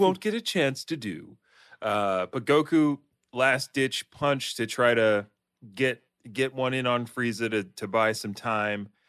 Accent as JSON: {"language": "English", "region": "Delaware", "country": "United States", "tie": "born or raised there", "said": "I'm from Delaware, which has nothing to do in it for, for any young person"}